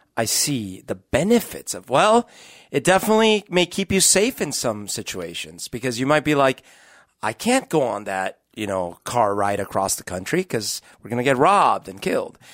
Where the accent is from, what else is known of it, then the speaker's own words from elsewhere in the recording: Colombia; moved away; also born or lived in Bogota; growing up in Colombia when I was a kid